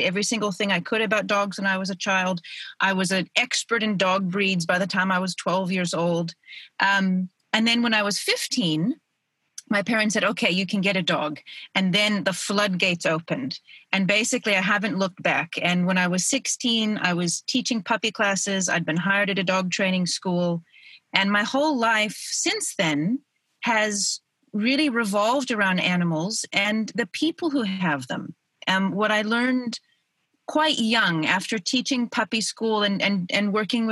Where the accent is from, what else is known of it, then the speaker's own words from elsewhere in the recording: Oregon, United States; moved away as an adult; now in South Africa; I was born in Oregon, and then when I was 25, I moved to South Africa